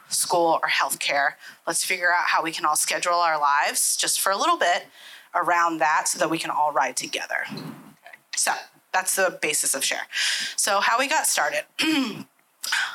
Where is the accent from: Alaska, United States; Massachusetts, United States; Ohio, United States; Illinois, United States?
Ohio, United States; Columbus; Born and raised in Columbus